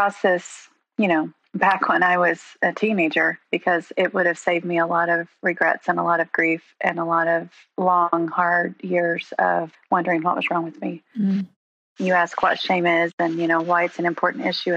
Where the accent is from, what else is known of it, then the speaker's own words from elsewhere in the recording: Coweta, Oklahoma, United States; also born or lived in Ponca City, Oklahoma; I was born and raised in Eastern Oklahoma, graduated from Coweta High School